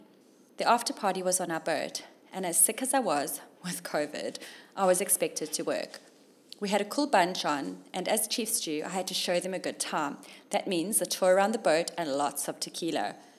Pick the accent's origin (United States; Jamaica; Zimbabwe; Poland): Zimbabwe; born there; when I told him I was born in Zim.